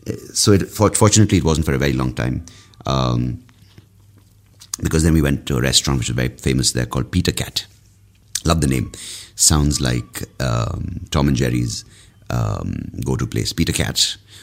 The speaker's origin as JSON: {"language": "English", "country": "India"}